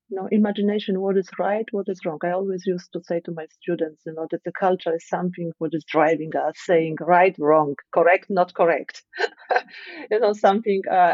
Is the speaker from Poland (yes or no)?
yes; Poland; moved away; I was born in Poland and I live in the Western country